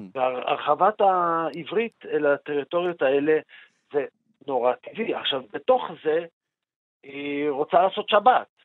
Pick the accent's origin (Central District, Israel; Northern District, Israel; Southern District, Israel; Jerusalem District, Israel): Jerusalem District, Israel; Jerusalem; אני כירושלמי